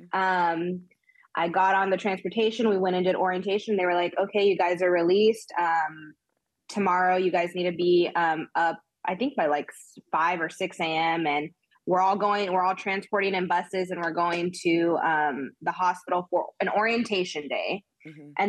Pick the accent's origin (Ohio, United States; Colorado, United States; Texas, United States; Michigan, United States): Texas, United States; Austin; moved away as an adult; now in Los Angeles, United States; I'm from Austin. I'm born and raised in Austin.